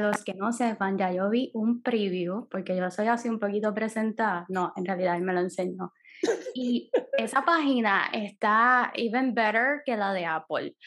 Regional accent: Puerto Rico

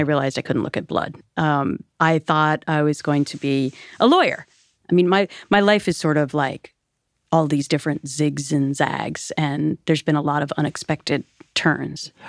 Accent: Minnesota, United States; moved away; I grew up on the Mississippi River in Minnesota

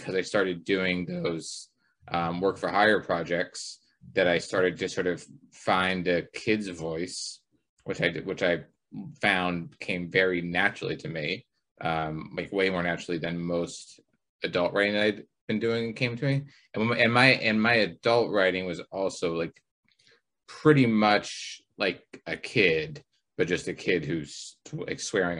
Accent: Pittsburgh, Pennsylvania, United States; moved away; I grew up in Pittsburgh for a while

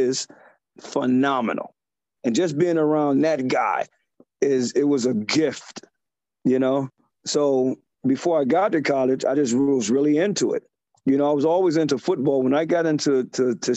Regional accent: Ohio, United States; now in New York, United States; I'm originally from Ohio.

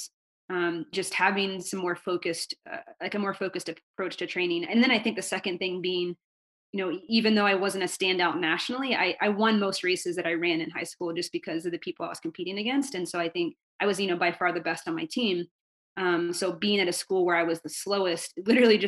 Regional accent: North Carolina, United States; I grew up in North Carolina

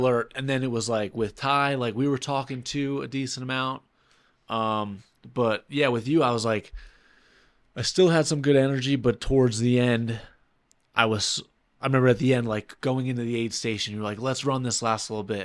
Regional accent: New York City, New York, United States; now in Saint Petersburg, United States; I'm from New York City

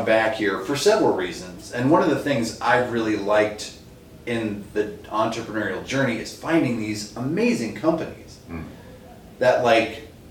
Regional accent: East Coast, United States; moved away as an adult; now in Minnesota, United States; I grew up on the East Coast.

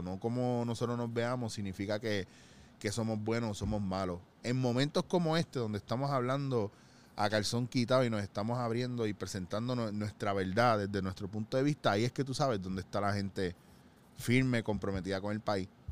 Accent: Puerto Rico; Nosotros como puertorriqueños y como isleños

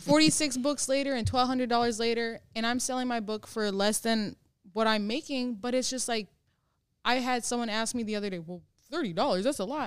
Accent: Minnesota, United States; now I'm from Minnesota

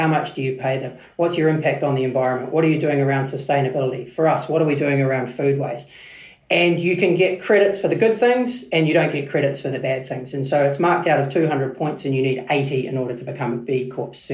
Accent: New Zealand; also born or lived in United Kingdom; I am proud Kiwi

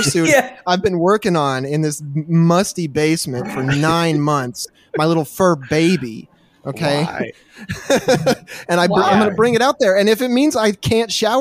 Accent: Midwest, United States; I'm from the Midwest

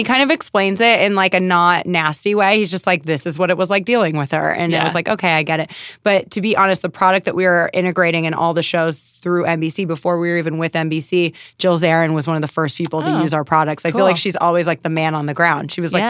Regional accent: East Coast, United States; I'm from the East Coast and it reminds me of like my friends from college, and it reminds me of my friends from home when everyone's like, this is family.

